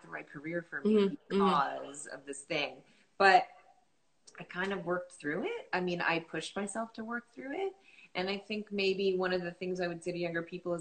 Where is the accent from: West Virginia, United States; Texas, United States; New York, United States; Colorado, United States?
New York, United States; I was raised in New York, and I was working in New York